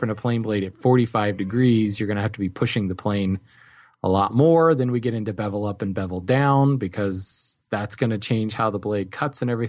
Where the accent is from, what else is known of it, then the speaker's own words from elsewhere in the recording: New Jersey, United States; now in Colorado, United States; when I moved to Colorado from New Jersey